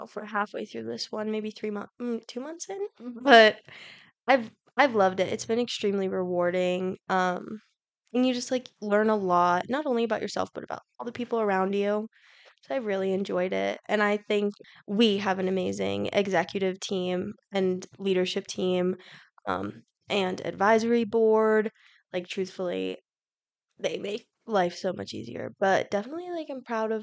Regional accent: Butte, Montana, United States; I'm from Butte, Montana, so that's like an hour and a half away from Bozeman. I went to high school at Butte High

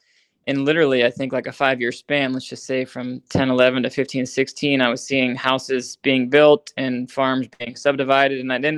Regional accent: Ohio, United States; I get to work kind of near my hometown.

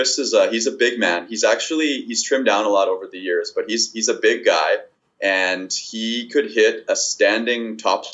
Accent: Winnipeg, Manitoba, Canada; I've born and raised in Winnipeg. I've lived here my whole life

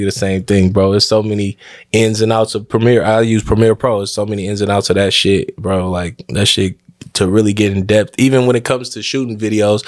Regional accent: San Francisco, California, United States; growing up in San Francisco

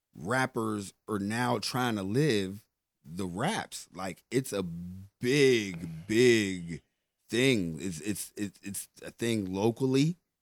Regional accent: Pittsburgh, Pennsylvania, United States; I come from Larmer

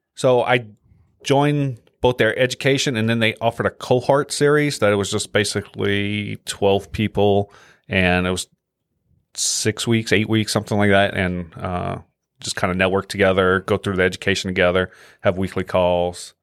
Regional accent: Louisiana, United States; moved away; I'm from Louisiana

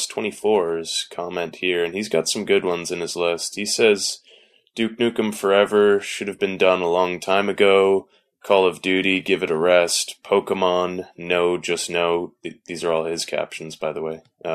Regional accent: Canada; Hey, well, I'm Canadian and I play Madden, so there you go.

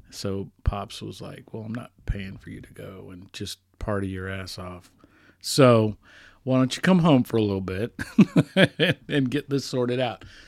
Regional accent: Johnson County, Kansas, United States; also born or lived in Boston / Nashville; I grew up in Johnson County, Kansas

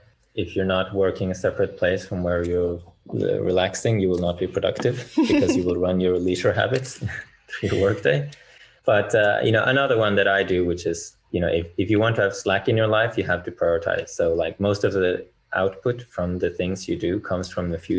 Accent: Bergen, Vestland, Norway; I'm from Bergen.

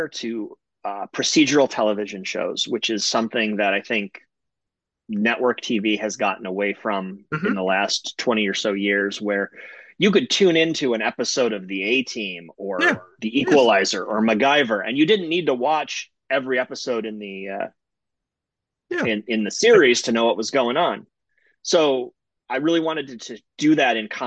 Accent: Toledo, Ohio, United States; I am from Ohio, but I'm from Toledo, Ohio, which for people who are not familiar with the geography of the Midwest, Toledo is right on the border between Ohio and Michigan

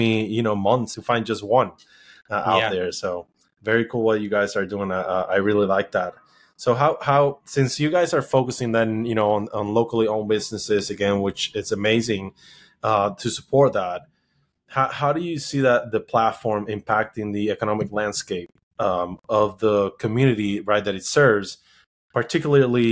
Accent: Puerto Rico; moved away; I was born and raised in Puerto Rico.

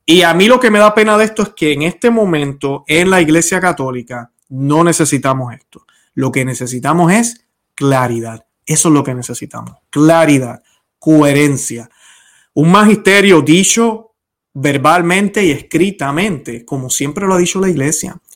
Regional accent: Puerto Rico; No me interesa que me hables de lo linda que es la isla de Puerto Rico, yo como boricua, o mi esposa que es colombiana

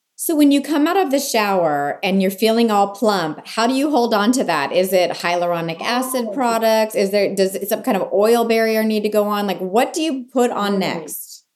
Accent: California, United States; being born and raised in California

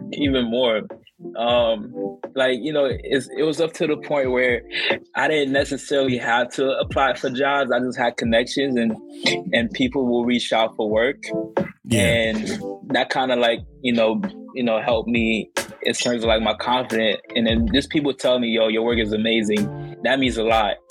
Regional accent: New York City, New York, United States; also born or lived in Fort Greene, Brooklyn; I grew up in Canarsie and then went to Fort Greene

